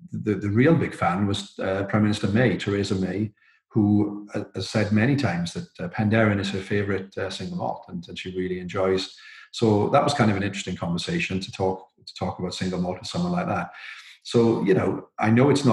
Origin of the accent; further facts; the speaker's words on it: Wales, United Kingdom; as a Welshman